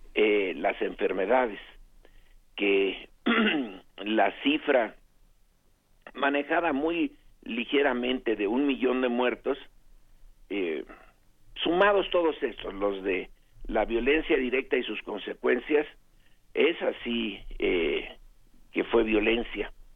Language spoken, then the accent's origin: Spanish; Mexico; nos identifiquemos como mexicanos